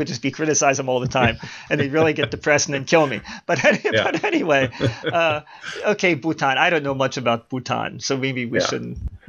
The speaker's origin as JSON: {"language": "English", "town": "Baltimore", "region": "Maryland", "country": "United States", "tie": "born or raised there", "said": "Because even though I was born and raised in Baltimore, I never had a Baltimore accent. I despise the Baltimore accent, I have to say."}